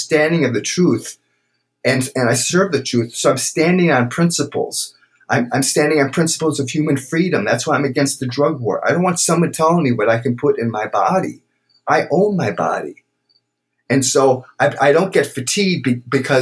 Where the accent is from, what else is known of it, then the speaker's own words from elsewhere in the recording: Brookfield, Wisconsin, United States; growing up in Brookfield with mom and dad there